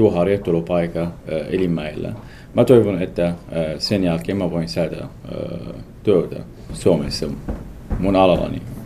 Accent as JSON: {"language": "Finnish", "town": "Mosul", "region": "Nineveh", "country": "Iraq", "tie": "born or raised there", "second_language": "Finnish", "moved": "as an adult", "lives_now": "Espoo, Finland", "said": "جئت من العراق إلى فنلندا قبل سنتين"}